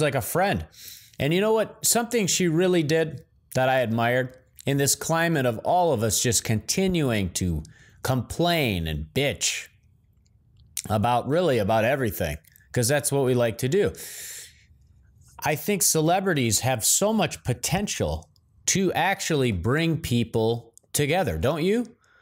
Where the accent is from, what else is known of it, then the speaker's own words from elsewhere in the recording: Midwest, United States; moved away as an adult; I'm from the Midwest originally